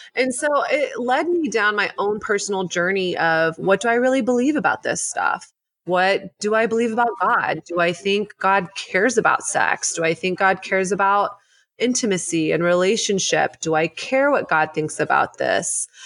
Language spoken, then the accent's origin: English; the South, United States; moved away as an adult; now in New York City, United States; I grew up in the South.